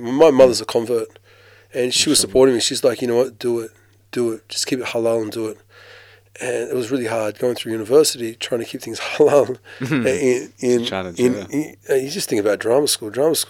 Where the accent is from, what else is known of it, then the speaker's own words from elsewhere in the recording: Australia; there's not that many Muslims where I grew up in Australia. I was the only Muslim in my school, basically. Me and my brothers were the only Muslims in our school.